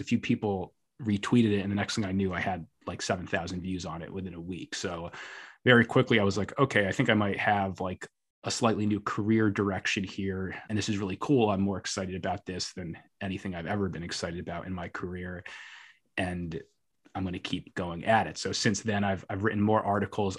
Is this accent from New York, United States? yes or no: yes; New York City, New York, United States; as a New Yorker